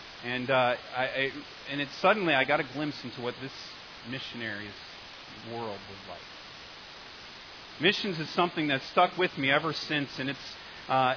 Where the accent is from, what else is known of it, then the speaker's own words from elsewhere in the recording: Connecticut, United States; I'm from Connecticut